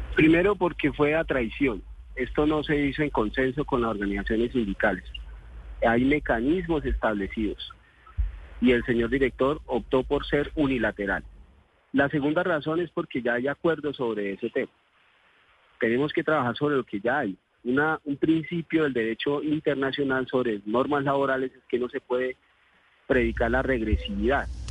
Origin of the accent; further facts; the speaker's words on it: Colombia; como, como colombianos